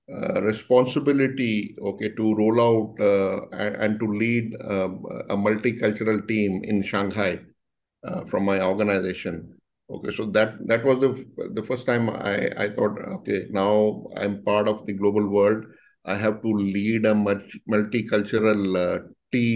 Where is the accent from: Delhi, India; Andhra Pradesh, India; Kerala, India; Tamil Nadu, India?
Delhi, India; moved away as an adult; also born or lived in Mumbai; I'm born and brought up in Delhi only